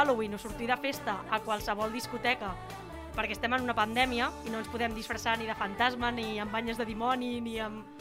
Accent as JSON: {"language": "Catalan", "region": "Catalonia", "country": "Spain", "said": "Som millors, som catalans."}